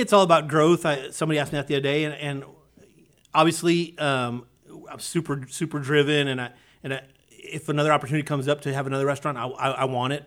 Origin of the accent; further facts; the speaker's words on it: South Texas, United States; moved away as an adult; now in Conroe, United States; I grew up, like I said, I grew up in South Texas